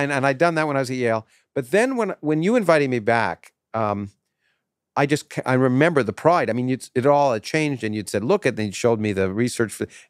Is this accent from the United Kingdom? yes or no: yes; South East England, United Kingdom; moved away as an adult; now in United States; when I grew up in Kent, I almost took a Rhodes Scholarship to go study philosophy and physics.